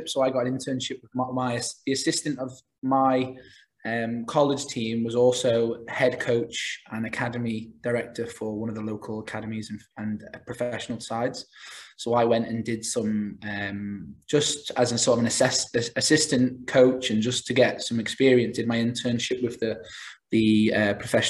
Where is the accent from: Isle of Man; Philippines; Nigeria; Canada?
Isle of Man; moved away as an adult; also born or lived in Massachusetts, United States; I'm from the Isle of Man originally